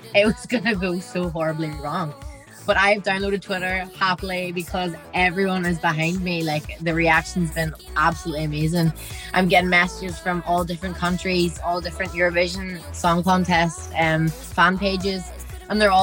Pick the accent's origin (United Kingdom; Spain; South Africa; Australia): United Kingdom; Derry, Northern Ireland; I'm from Derry